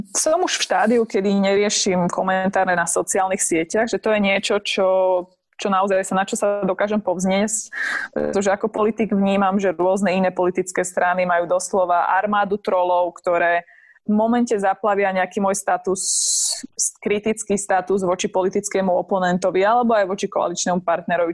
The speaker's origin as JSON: {"language": "Slovak", "region": "Spiš", "country": "Slovakia", "tie": "born or raised there", "said": "vyrastala som na, na dedine, na Spiši"}